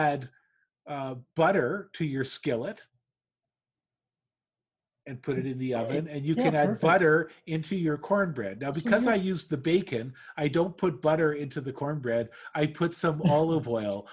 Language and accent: English; Canada; I'm from Canada